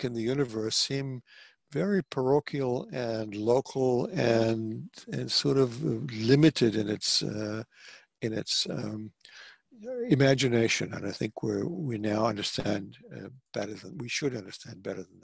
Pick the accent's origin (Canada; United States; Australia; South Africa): South Africa; moved away; I grew up in South Africa